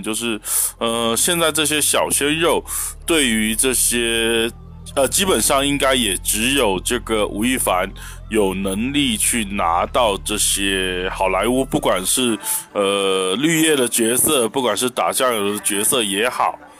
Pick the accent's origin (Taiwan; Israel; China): Taiwan; 我是来自，呃，美丽宝岛台湾的…